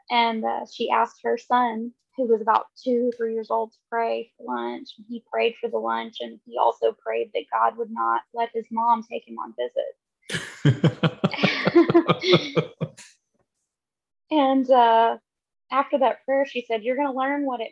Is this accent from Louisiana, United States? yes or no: no; Lubbock, Texas, United States; the congregation that I grew up in there in Lubbock at 78th and University